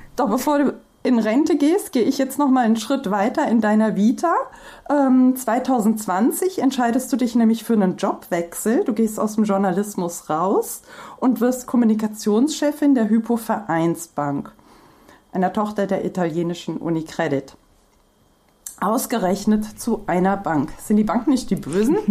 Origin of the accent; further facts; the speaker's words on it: Hesse, Germany; ich kann noch nicht mal Hessisch und ich bin geborene Hessin